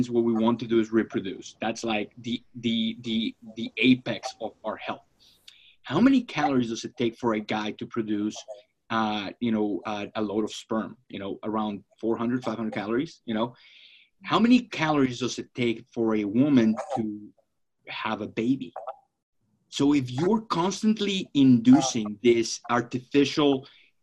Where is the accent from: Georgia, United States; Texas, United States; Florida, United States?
Florida, United States; now in Phoenix, United States; I'm from Florida